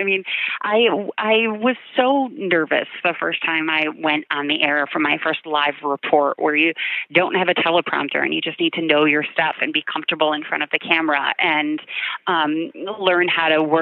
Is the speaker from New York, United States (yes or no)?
yes; Amherst, New York, United States; also born or lived in Syracuse; I always knew that I wanted to come back to my hometown and work here.